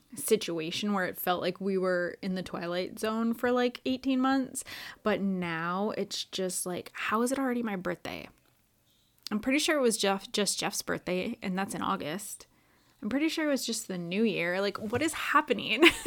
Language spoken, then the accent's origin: English; Wisconsin, United States; now in Orlando, United States; I grew up in Wisconsin